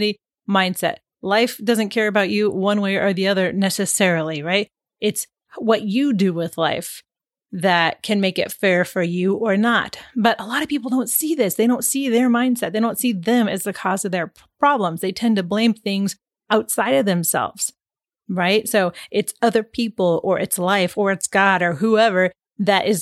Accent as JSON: {"language": "English", "region": "Pacific Northwest", "country": "United States", "tie": "born or raised there", "moved": "yes", "said": "growing up in the Pacific Northwest"}